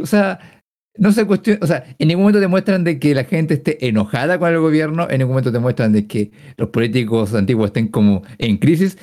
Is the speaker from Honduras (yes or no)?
no; Chile